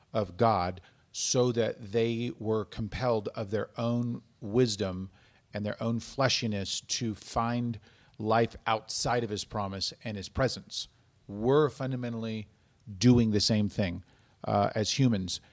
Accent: United States; as Americans

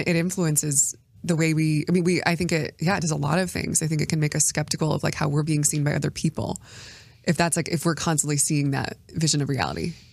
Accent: United States; as an American

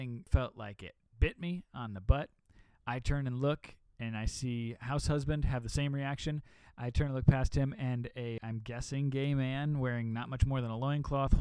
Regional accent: Midwest, United States; now in Los Angeles, United States; I'm from the Midwest

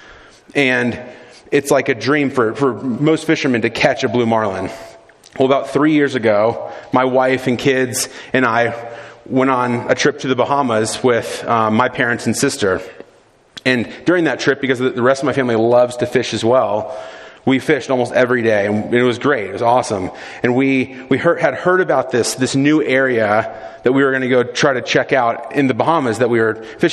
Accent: South Florida, United States; I grew up in South Florida

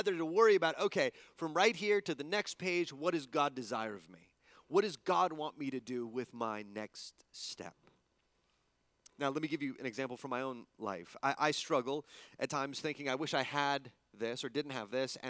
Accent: El Paso, Texas, United States; moved away; also born or lived in East Coast; growing up in El Paso

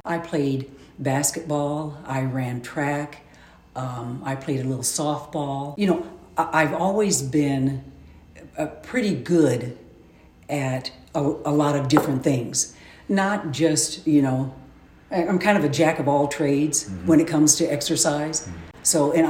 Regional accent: Decatur, Illinois, United States; also born or lived in Tennessee; now in Springfield, United States; I was born, and then we moved to Decatur. My mom and dad and my four sisters, I grew up and lived in Decatur basically all my life.

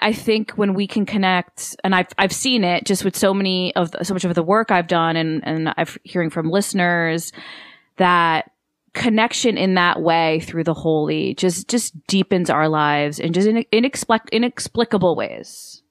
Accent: United States; as much as my ancestry is Italian and I'm so proud of that and connected to it, I'm, I'm American

